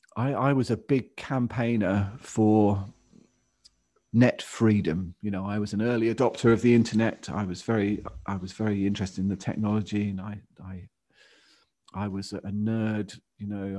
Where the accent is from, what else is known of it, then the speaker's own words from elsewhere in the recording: England, United Kingdom; to have me born in France rather than in England